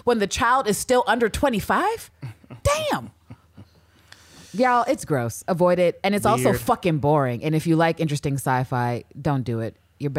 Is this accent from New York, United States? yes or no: yes; New York, United States; Or you mean you could be an asshole, but we're gonna be assholes right back. We're from New York